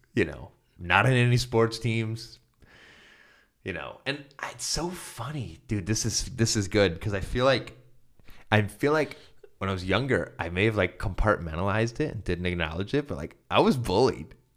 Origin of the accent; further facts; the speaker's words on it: Castalia, Ohio, United States; also born or lived in Cleveland, Ohio / Santa Barbara, California / Hawaii; I'm from Castelia, which is behind you